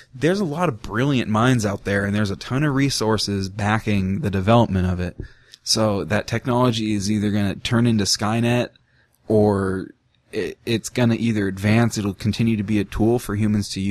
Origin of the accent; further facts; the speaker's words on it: United States; having American blood and having an American birth certificate